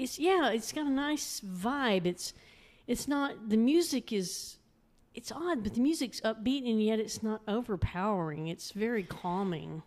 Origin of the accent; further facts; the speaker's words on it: Arlington, Texas, United States; moved away as an adult; now in Mineral Wells, United States; I grew up in Arlington